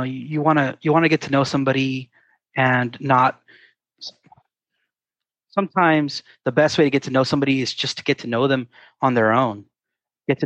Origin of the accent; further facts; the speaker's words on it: San Diego, California, United States; I'm Californian, born and raised